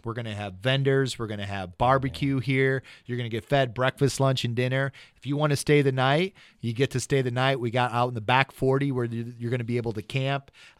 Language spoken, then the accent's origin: English; Ohio, United States; All good people come from Ohio. Me.